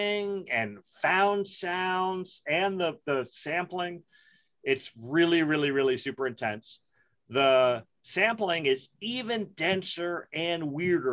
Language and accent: English; New York City, New York, United States; I grew up in Brooklyn in the 70s and the 80s